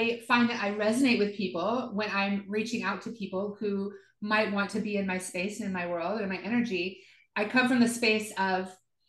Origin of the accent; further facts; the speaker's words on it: the South, United States; I grew up in the South, so born again Christians